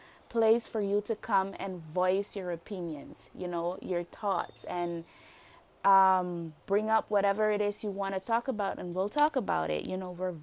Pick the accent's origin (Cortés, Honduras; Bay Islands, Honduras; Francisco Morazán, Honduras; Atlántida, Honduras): Bay Islands, Honduras; Roatán; I'm from Roatan, Honduras